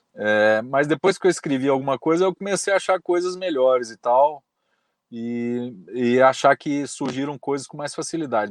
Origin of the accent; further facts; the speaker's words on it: Belo Horizonte, Minas Gerais, Brazil; also born or lived in Brasília; eu sou nascido em Belo Horizonte, moro em Belo Horizonte